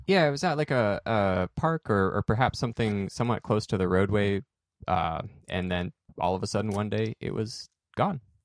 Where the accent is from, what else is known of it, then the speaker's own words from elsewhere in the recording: Salem, Oregon, United States; growing up in Salem